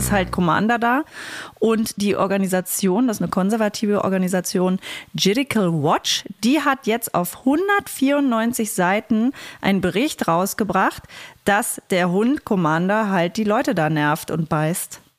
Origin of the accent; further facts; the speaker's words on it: East Germany, Germany; wir sind Ossis